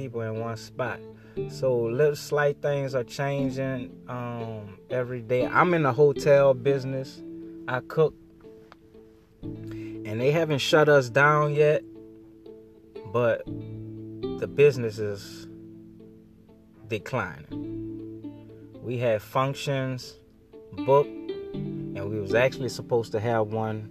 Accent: New Orleans, Louisiana, United States; I'm from New Orleans.

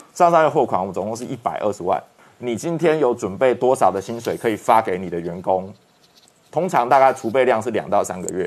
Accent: Taiwan; 我们台湾人民

